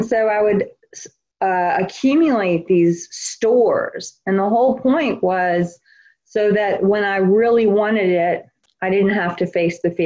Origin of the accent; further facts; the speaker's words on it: New Orleans, Louisiana, United States; I'm from New Orleans. I grew up in New Orleans, Louisiana